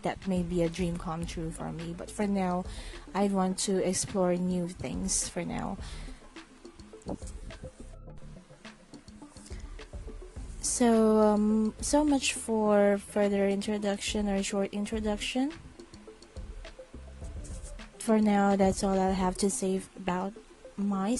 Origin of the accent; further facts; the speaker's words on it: Philippines; English is a second language; I'm from the Philippines, so my English may not be as perfect